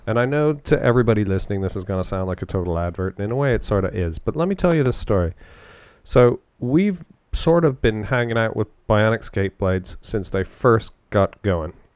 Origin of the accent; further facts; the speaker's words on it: London, Ontario, Canada; I grew up in and around London playing hockey, and uh, that's London, Ontario